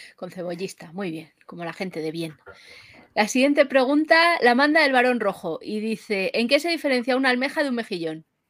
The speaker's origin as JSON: {"language": "Spanish", "town": "Madrid", "region": "Community of Madrid", "country": "Spain", "said": "yo es que soy de Madrid"}